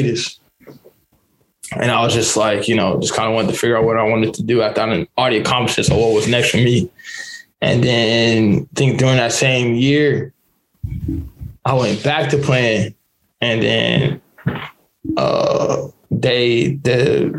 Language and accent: English; Las Vegas, Nevada, United States; moved away as an adult; also born or lived in Yakima, Washington; now in Victoria, Canada; I'm from Vegas. I'm from Vegas. I grew up on the west side of Las Vegas. Literally for 18 years